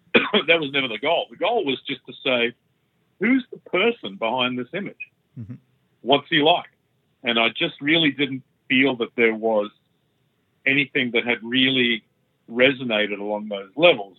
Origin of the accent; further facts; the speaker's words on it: Australia; I'm Australian